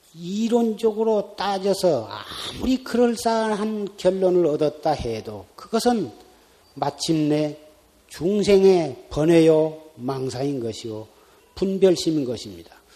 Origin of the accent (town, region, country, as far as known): South Korea